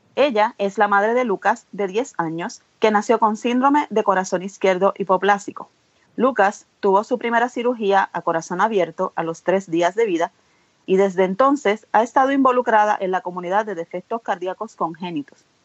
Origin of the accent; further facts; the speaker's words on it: Puerto Rico; soy de Puerto Rico